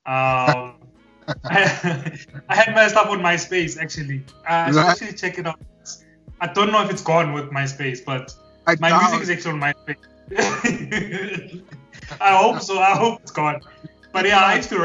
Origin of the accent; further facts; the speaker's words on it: Harrismith, Free State, South Africa; So I'm from Harrismith. It's a small town in the Free State.